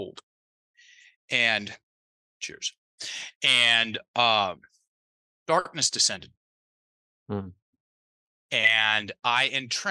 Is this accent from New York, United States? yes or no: no; Virginia, United States; accent: Southern; also born or lived in Thailand; I'm from Virginia. Both sets of my, both mom's side, dad's side, they're from Virginia too